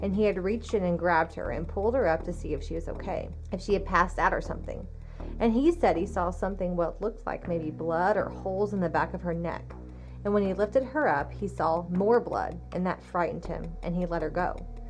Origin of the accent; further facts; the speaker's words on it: Washington, United States; also born or lived in Missouri; now in Cape Girardeau, United States; I'm originally from Missouri. I grew up in Washington State, and I've lived here for almost 6 years in Cape.